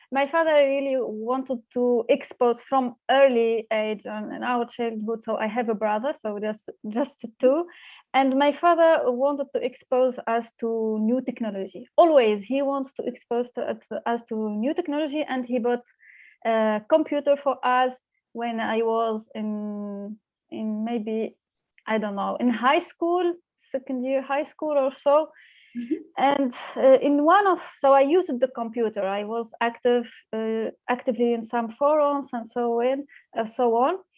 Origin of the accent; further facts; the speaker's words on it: Tunisia; moved away as an adult; now in Berlin, Germany; I grew up in Tunisia. I studied uh, uh, in Tunisia for my whole my educational uh, journey.